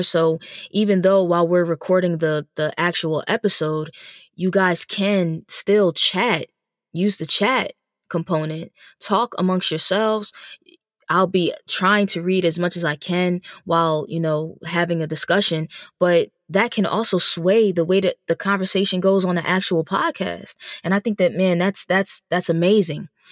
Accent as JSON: {"language": "English", "region": "New Jersey", "country": "United States", "also_born_or_lived": "Dallas, Texas", "moved": "as an adult", "lives_now": "Philadelphia, United States", "said": "I'm originally from New Jersey. Um, I, I'm really a tri-state baby, but from New Jersey"}